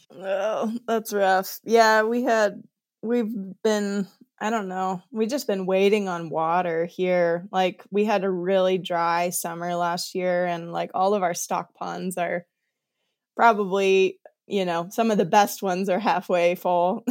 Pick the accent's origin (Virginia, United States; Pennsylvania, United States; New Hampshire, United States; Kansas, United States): Kansas, United States; accent: Kansas-y; moved away; also born or lived in Montana; I grew up in Kansas, so I know, like, I know this ecosystem, or I grew up around it